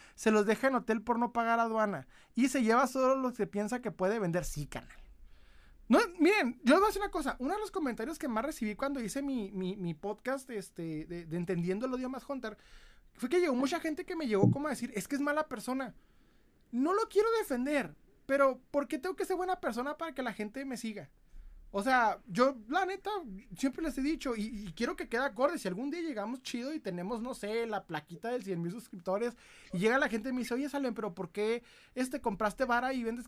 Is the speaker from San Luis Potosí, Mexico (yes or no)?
no; Ciudad Juárez, Chihuahua, Mexico; accent: northern; Soy de Ciudad Juárez, Chihuahua